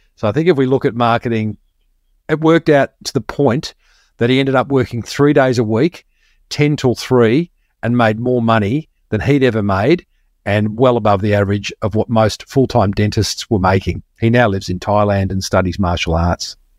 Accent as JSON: {"language": "English", "town": "Melbourne", "region": "Victoria", "country": "Australia", "tie": "born or raised there", "moved": "as an adult", "lives_now": "Sunshine Coast, Australia", "said": "I grew up in Melbourne and moved to the sunny coast."}